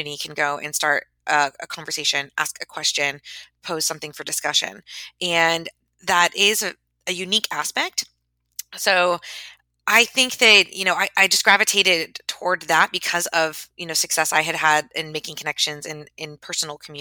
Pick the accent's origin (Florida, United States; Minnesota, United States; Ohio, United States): Florida, United States; Tampa; moved away; I was living in my hometown of Tampa